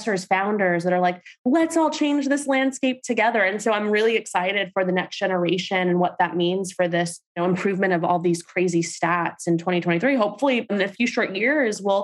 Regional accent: New York City, New York, United States; I'm a girl from Staten Island, Turkish Puerto Rican

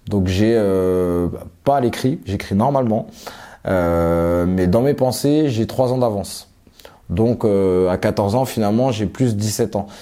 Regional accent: Élancourt, Île-de-France, France; also born or lived in Suresnes, France / Johannesburg, South Africa / Cape Town, South Africa; Je suis né à Suresnes dans le 92. après, on est parti dans les Yvelines à Elancourt

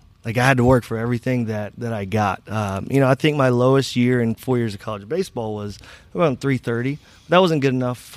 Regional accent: Southern West Virginia, United States; now in Cincinnati, United States; I'm from Southern West Virginia

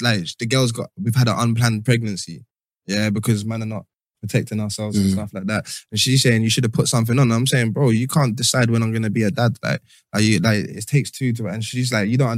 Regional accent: London, United Kingdom; we're from London

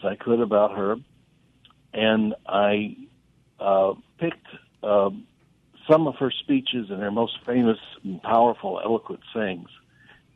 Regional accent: Memphis, Tennessee, United States; moved away as an adult; also born or lived in Rochester, New York; I was born in Memphis, and I grew up in Memphis

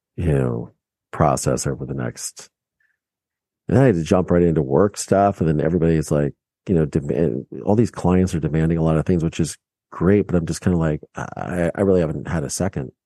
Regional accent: Mansfield, Ohio, United States; moved away; my small town in Mansfield, Ohio

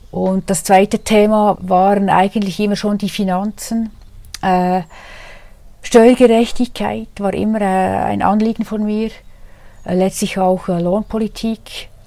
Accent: Adelboden, Bern, Switzerland; born there; Damals war ich für das Oberland Großrätin. Ich bin gebürtige Adelbottnerin

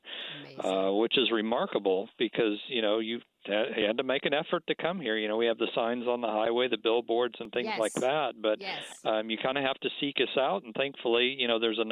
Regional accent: Kansas City, Missouri, United States; moved away as an adult; now in Connecticut, United States; I come from Kansas City. That's where I grew up

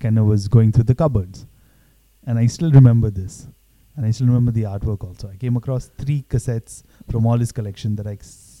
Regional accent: Mumbai, Maharashtra, India; I grew up in Bandra

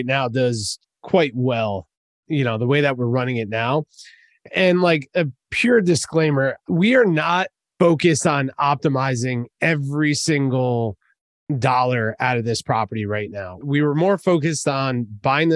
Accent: New Jersey, United States; I'm from Jersey, man. So I say tattoo

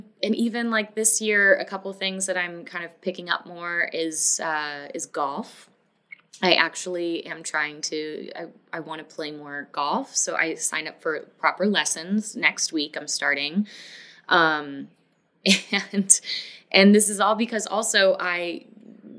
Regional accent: Florida, United States; also born or lived in Los Angeles, United States / Denver, United States / Atlanta, United States; now in Nashville, United States; I grew up in Florida. I've moved a lot of different places

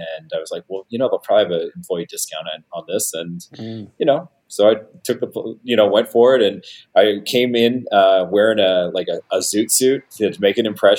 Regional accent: California, United States; moved away; also born or lived in Canada; even though I was from California

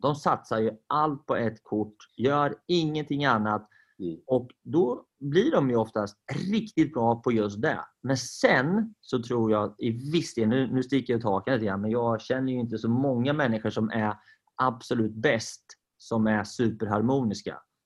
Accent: Sweden; Vi är ju svenskar

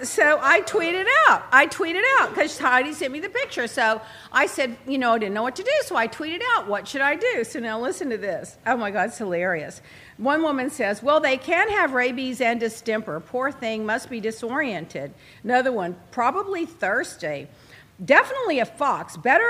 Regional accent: United Kingdom; It's just a fox. I'm British. I see a fox every week.

